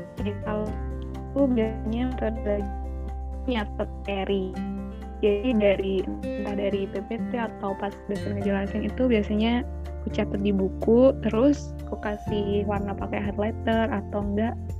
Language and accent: Indonesian; Batu, East Java, Indonesia; Aku asli dari Kota Batu